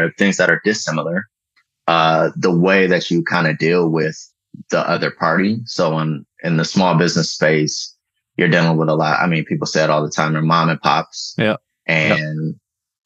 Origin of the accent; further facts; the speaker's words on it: Detroit, Michigan, United States; moved away as an adult; also born or lived in Washington, D.C.; I'm from Detroit. I went to Detroit Public Schools.